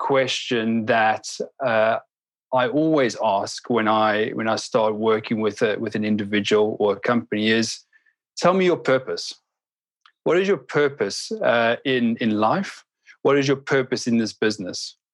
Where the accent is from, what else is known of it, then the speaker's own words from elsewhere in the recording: South Africa; I'm from South Africa. I mentioned it earlier on, and I grew up in just at the cusp of when we were transitioning from this apartheid era